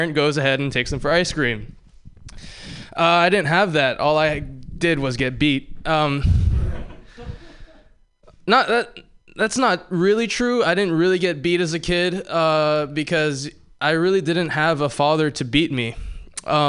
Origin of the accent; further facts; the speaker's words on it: Hawaii, United States; moved away; I grew up in Hawaii